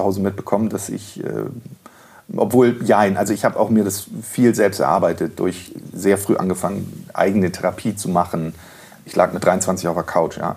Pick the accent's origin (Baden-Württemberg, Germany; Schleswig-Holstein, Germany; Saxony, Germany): Schleswig-Holstein, Germany; Rendsburg; moved away; also born or lived in Freiburg; ich bin in Schleswig geboren, in äh, Rendsburg, in einem Dorf bei Rendsburg groß geworden